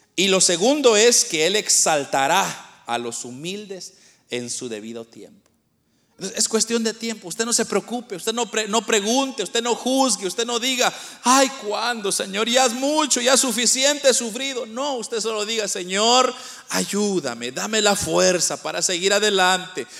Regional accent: Guatemala; moved away; nosotros somos de Guatemala, pero nosotros venimos de un lugar bien pobre, de, una aldea nosotros venimos

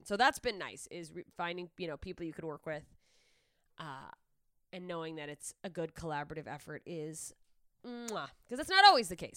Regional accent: Alaska, United States; moved away; my hometown in Alaska

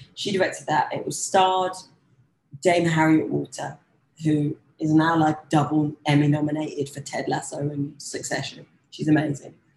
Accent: London, United Kingdom; as a young black girl growing up in London

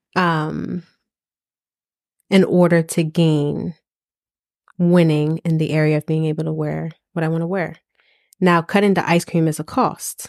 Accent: East Coast, United States; I am from the East Coast.

